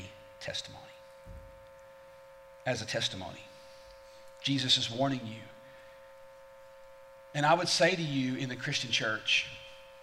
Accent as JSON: {"language": "English", "region": "the South", "country": "United States", "said": "I'm not just an American. I'm a Southerner"}